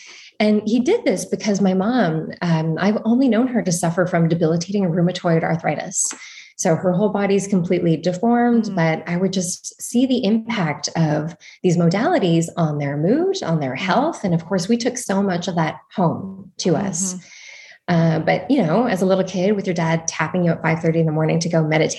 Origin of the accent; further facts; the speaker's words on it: Val-Morin, Quebec, Canada; So the one that we grew up at was in Valmarin in the mountains in Montreal, Canada.